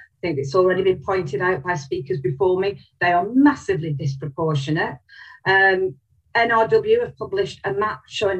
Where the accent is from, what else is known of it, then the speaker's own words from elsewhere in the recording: Wales, United Kingdom; But I can tell you now, as a Welsh Conservative, hopefully going forward into the 6th Assembly term, we would be rolling back these regulations